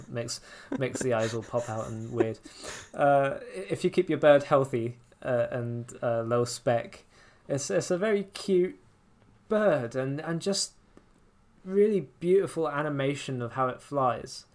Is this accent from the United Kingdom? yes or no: yes; England, United Kingdom; accent: English; I speak with my, with my English accent